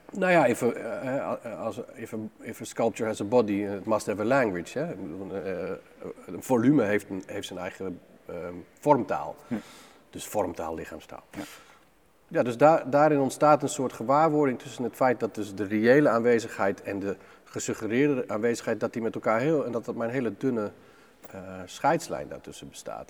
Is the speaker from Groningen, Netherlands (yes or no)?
yes; Groningen, Netherlands; met ouders uit hele grote steden op te groeien in een, in een plek van 400 mensen